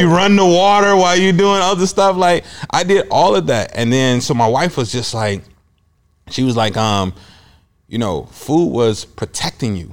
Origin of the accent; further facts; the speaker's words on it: Chicago, Illinois, United States; moved away as an adult; also born or lived in Iowa; now in Des Moines, United States; I'm originally from Chicago. I was born and raised there